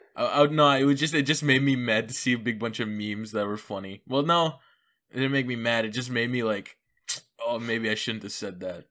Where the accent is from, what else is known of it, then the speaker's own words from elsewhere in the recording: Canada; I'm Canadian